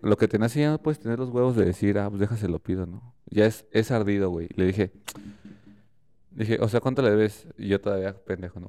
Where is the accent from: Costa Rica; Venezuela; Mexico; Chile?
Mexico; Querétaro; soy de Querétaro